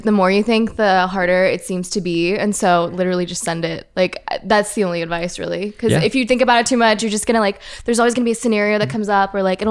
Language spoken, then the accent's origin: English; Virginia, United States; first language French; English is a second language; moved away as an adult; also born or lived in Los Angeles; now in Paris, France; I grew up in Virginia. And then I moved to LA when I was 20